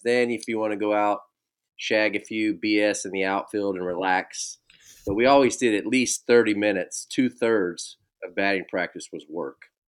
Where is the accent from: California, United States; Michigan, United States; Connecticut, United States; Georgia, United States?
California, United States; Bay Area; Growing up in the Bay Area